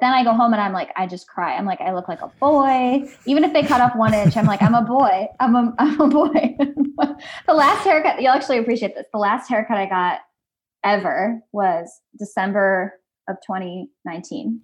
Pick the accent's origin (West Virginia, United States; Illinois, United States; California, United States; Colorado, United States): Illinois, United States; Highland Park; I am from Highland Park, Illinois, which is, yeah, like thirty minutes north of Chicago